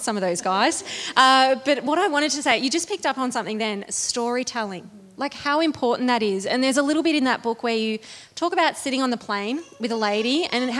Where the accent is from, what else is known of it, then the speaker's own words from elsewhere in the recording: Bendigo, Victoria, Australia; my hometown